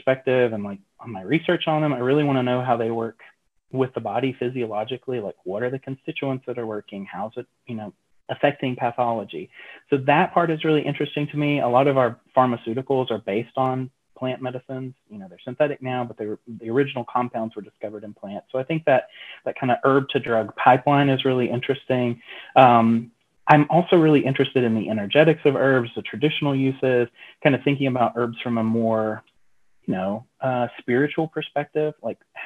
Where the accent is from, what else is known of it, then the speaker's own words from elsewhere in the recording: Asheville, North Carolina, United States; I grew up in Western North Carolina. So I grew up in the mountains just outside Asheville